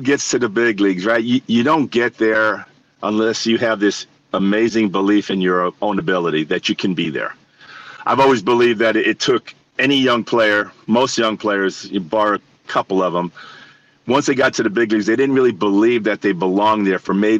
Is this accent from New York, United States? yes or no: yes; New York City, New York, United States; Like, I grew up in New York City. I watched Reggie hit all the home runs.